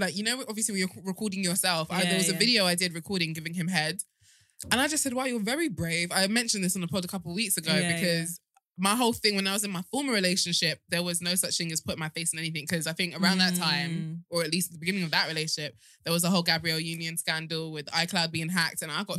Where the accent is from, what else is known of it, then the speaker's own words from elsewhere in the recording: Nigeria; But that might be because I'm Nigerian, Yoruba specifically.